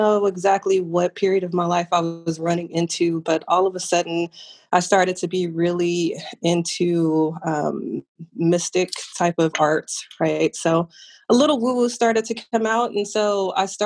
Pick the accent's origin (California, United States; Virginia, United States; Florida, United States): California, United States; Southern; now in Dallas, United States; I am originally from Southern California. That is my home, will always be. I currently live in Dallas, Texas